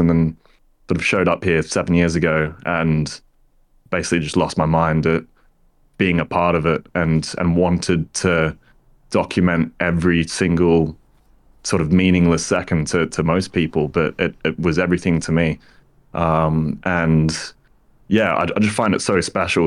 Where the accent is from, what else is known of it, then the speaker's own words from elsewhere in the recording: Sydney, New South Wales, Australia; moved away as an adult; now in London, United Kingdom; growing up in Australia on the other side of the world.